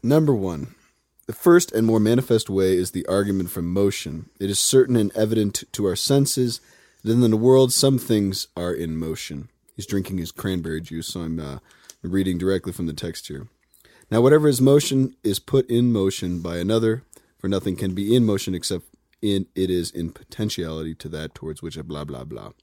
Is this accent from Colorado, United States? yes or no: yes; Highlands Ranch, Colorado, United States; I'm from Highlands Ranch